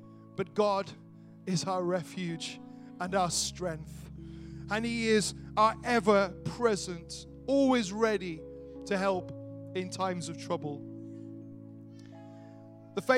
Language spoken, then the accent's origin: English; Wales, United Kingdom; I grew up in Wales.